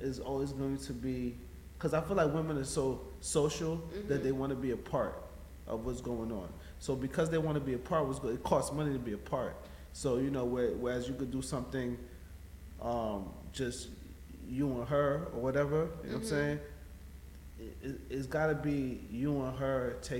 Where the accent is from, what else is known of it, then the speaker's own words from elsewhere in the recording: Dominica; we're from Dominica